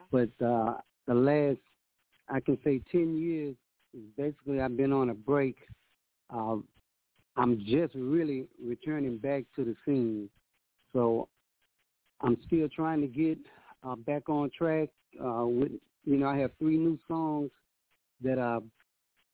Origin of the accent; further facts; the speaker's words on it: Baton Rouge, Louisiana, United States; also born or lived in Lafayette, Louisiana; now in Houston, United States; I'm from Baton Rouge, Louisiana. But I call Lafayette, Louisiana, my second home